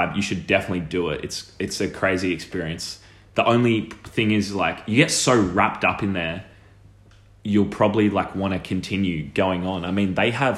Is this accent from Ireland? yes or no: no; Sydney, New South Wales, Australia; I was from Bronte.